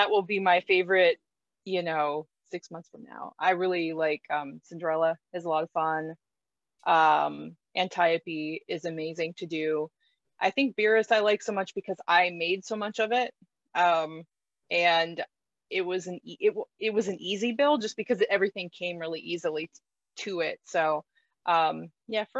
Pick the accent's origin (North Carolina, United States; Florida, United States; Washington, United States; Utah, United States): Florida, United States; moved away; I was born and raised in Florida.